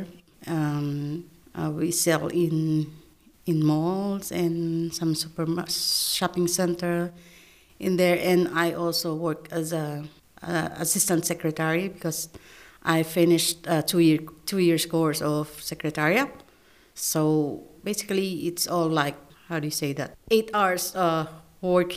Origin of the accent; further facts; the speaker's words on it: Philippines; English is a second language; moved away as an adult; now in Australia; I'm from Philippines